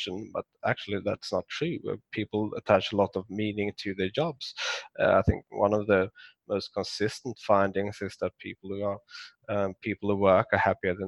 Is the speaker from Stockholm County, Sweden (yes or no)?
no; Skåne, Sweden; moved away; it's close to where I grew up in Sweden. So Malmö